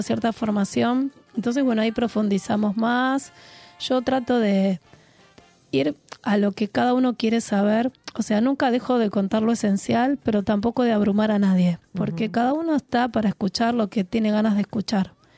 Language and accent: Spanish; Buenos Aires, Argentina; yo soy de la ciudad, soy de Buenos Aires, soy sibarita.